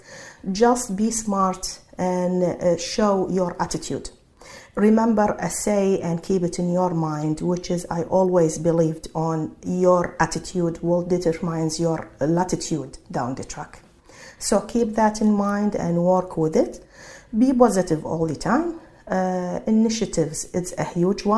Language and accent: English; Iraq; English is a second language; moved away as an adult; now in Sydney, Australia; I'm from Iraq speaking Arabic